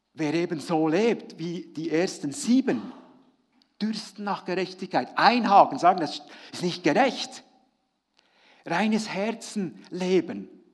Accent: Frutigen, Bern, Switzerland; Ich habe ja als Kind in Fruttingen, da war ich eben noch, noch jung

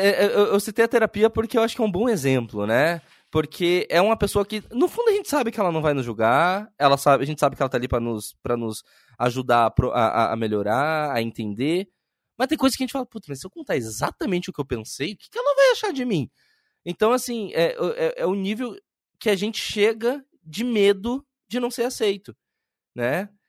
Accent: Curitiba, Paraná, Brazil; also born or lived in Bahia; eu sou baiano, só que fui criado em Curitiba

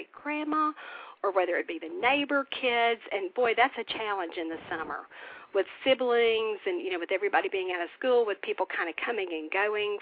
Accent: the South, United States; growing up in the South

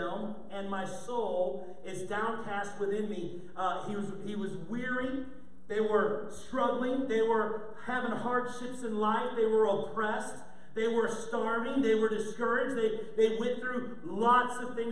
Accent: St. Louis, Missouri, United States; I grew up in St. Louis

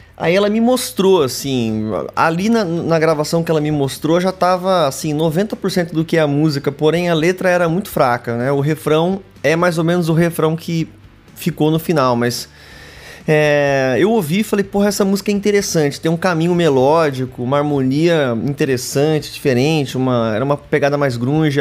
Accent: Pirassununga, São Paulo, Brazil; moved away; Pirassununga, na minha cidade de onde eu venho, ali no interior de São Paulo

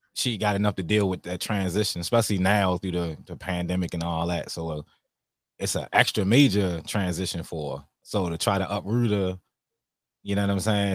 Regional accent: Baltimore, Maryland, United States; Growing up in Baltimore, it was fun

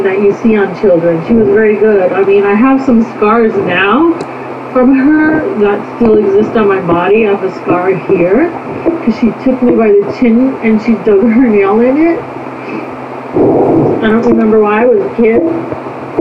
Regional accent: Upper Michigan, United States; also born or lived in Korea; I'm from Upper Michigan

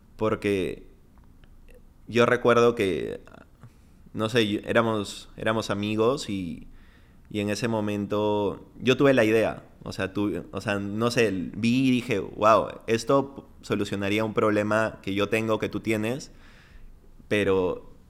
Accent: Piura, Peru; moved away as an adult; Yo, yo crecí en Piura.

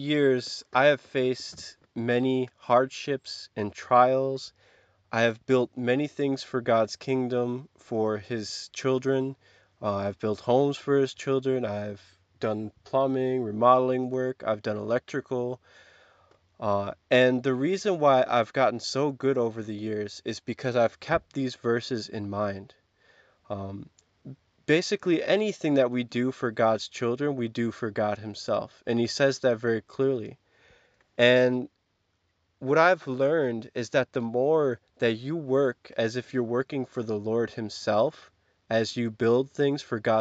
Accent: Kansas, United States; I'm from Kansas

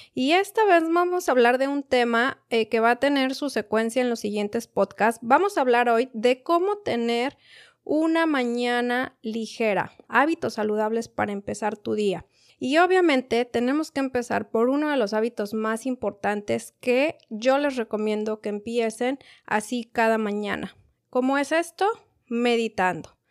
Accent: Mexico; yo soy de México

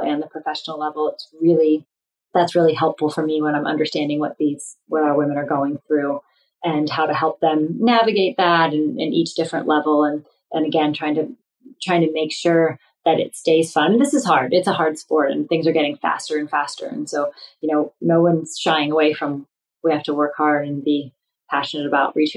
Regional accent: Northeast Ohio, United States; I grew up in Northeast Ohio

